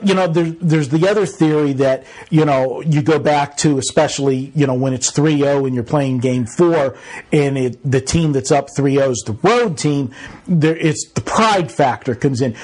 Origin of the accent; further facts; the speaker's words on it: Pittsburgh, Pennsylvania, United States; now in Las Vegas, United States; I grew up in Pittsburgh